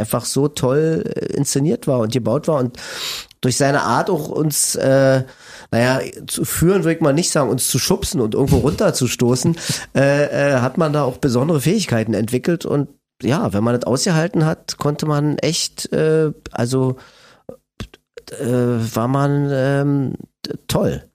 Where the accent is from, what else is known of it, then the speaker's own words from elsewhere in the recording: Berlin, Germany; accent: Berlinisch; also born or lived in Friedrichshain, Berlin; Ich bin in Lichtenberg aufgewachsen